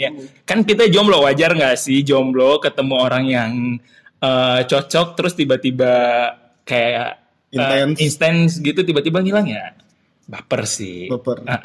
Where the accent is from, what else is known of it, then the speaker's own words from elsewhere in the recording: Sulawesi, Indonesia; dia masih ingat kalau gue tuh berasal dari Sulawesi gitu